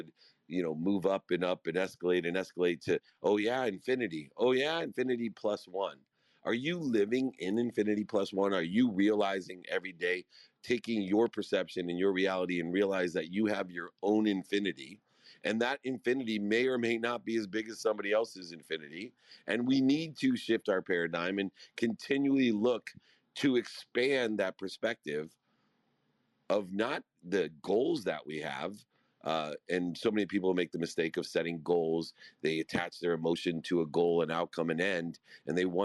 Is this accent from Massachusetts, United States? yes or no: no; Akron, Ohio, United States; I grew up in Akron, Ohio.